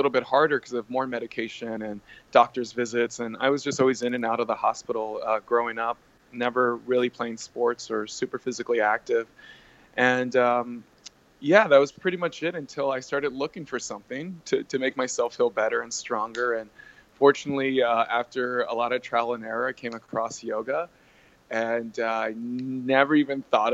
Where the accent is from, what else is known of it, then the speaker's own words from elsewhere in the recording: Texas, United States; being born and raised in Texas